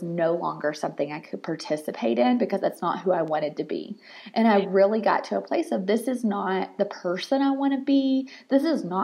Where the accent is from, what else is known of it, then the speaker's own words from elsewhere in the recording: the South, United States; I'm from the South